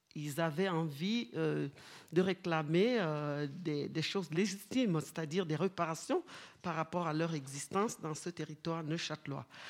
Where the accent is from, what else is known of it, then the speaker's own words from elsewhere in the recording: Kribi, South, Cameroon; moved away; je viens de Kribi, donc à une heure de Douala